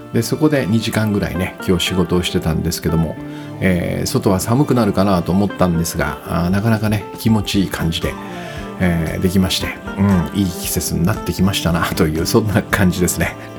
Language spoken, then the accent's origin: Japanese; Kitakyushu, Fukuoka, Japan; also born or lived in Minami-Osawa, Hachioji, Tokyo; now in Hachioji, Japan; 北九州の生まれなんで